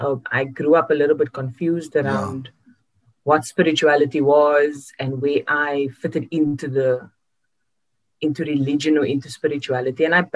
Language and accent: English; Cape Town, Western Cape, South Africa; I grew up in one house my entire life, which was my grandmother's house and now my mother's house in Lansdowne.